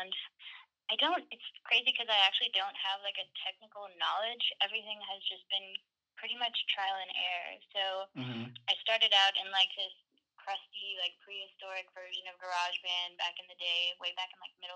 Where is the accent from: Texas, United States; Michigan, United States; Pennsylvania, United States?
Texas, United States; Dallas; I was born and raised essentially in Dallas, Texas